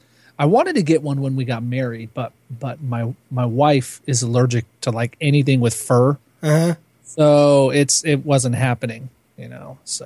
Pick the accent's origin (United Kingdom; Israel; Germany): Germany; moved away; I grew up in Germany.